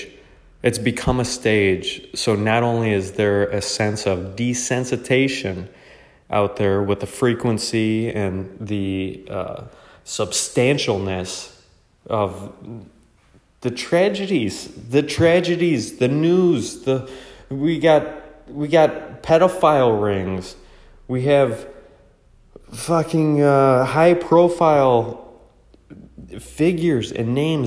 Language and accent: English; United States; I was born in America. I just consider myself American.